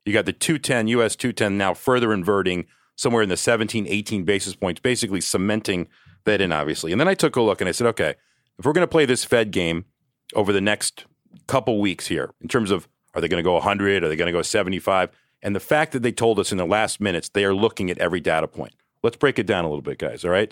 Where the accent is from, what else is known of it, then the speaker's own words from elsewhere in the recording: Athens, Georgia, United States; I'm from Athens, Georgia